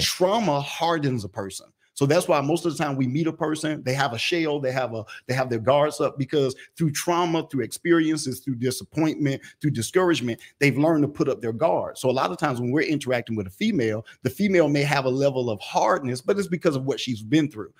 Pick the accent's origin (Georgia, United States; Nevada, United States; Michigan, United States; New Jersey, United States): Georgia, United States; Atlanta; I was born and raised in Atlanta, in Atlanta